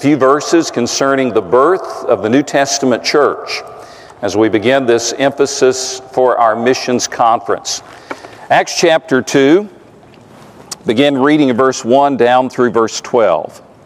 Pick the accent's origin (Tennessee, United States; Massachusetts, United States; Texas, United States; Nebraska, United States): Tennessee, United States; East; I grew up in East Tennessee